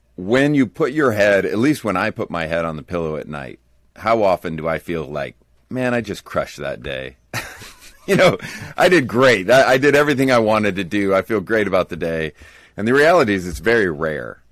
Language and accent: English; United States; as an American evangelical